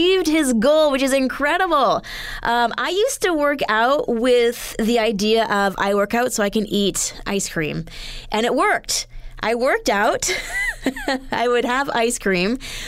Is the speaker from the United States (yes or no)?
no; Edmonton, Alberta, Canada; moved away; growing up in Edmonton